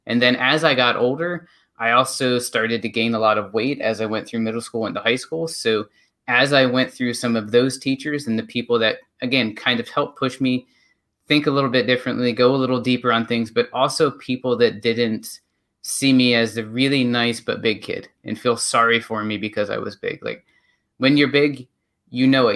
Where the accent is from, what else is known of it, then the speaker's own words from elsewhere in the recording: North Central Pennsylvania, United States; moved away as an adult; I am originally from North Central Pennsylvania